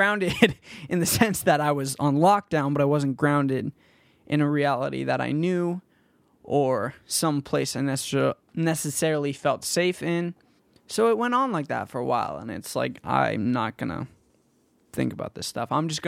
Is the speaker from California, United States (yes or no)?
yes; Danville, California, United States; And I grew up in Danville, California. And if any of you guys know where that is or what that place is like, it's a very rich community in the Bay Area.